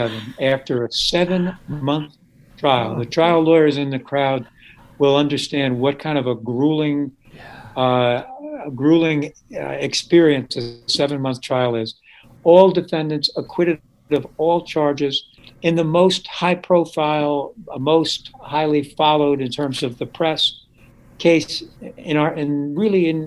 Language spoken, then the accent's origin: English; Westchester County, New York, United States; growing up in Westchester County